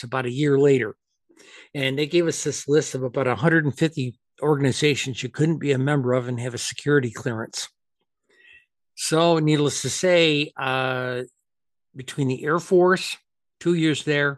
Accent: upstate New York, United States; moved away; Empire State College, my home state of upstate New York

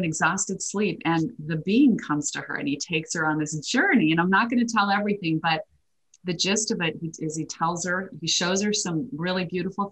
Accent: Idaho, United States; I'm a girl from Idaho, grew up with a lot of potatoes

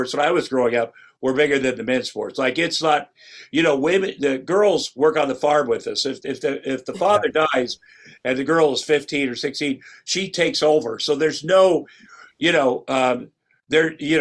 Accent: Ottumwa, Iowa, United States; moved away; I'm from Ottumwa, Iowa, which is southeast Iowa, and I worked on the kill floor of a meatpacking plant for 3 years after high school

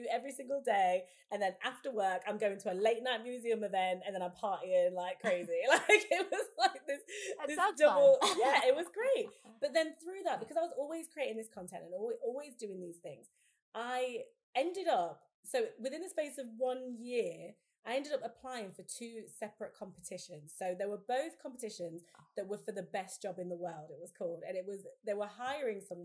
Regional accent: Leicester, East Midlands, United Kingdom; moved away as an adult; now in London, United Kingdom; I moved back to my hometown in Leicester

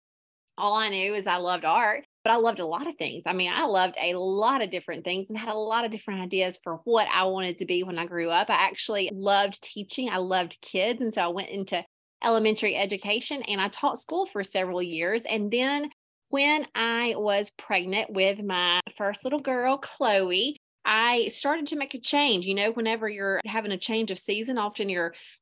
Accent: Prattville, Alabama, United States; I am from Alabama, Prattville, Alabama, born and raised. I'm currently living in the same hometown

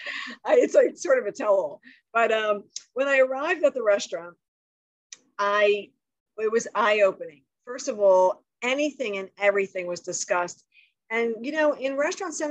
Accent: Philadelphia, Pennsylvania, United States; a kid growing up in South Philadelphia, very humble upbringing

